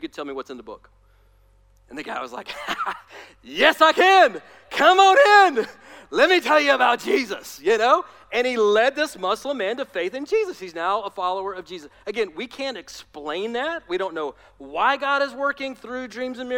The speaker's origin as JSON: {"language": "English", "region": "Alabama", "country": "United States", "said": "I'm from Alabama, I can make fun of my people"}